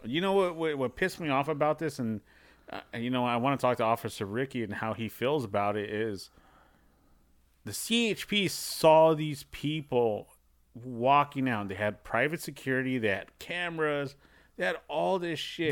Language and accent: English; Los Angeles, California, United States; I grew up in Wilmington